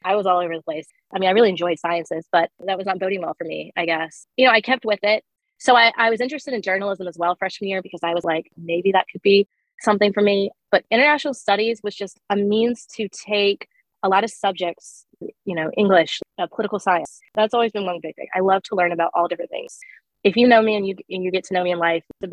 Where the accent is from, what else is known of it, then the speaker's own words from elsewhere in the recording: Alabama, United States; moved away; I was one of four students in my class from Alabama.